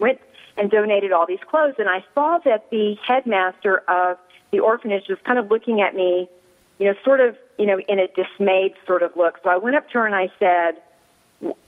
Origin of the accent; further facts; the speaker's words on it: Austin, Texas, United States; moved away as an adult; also born or lived in New York, United States; now in El Paso, United States; I was born and raised in Austin, Texas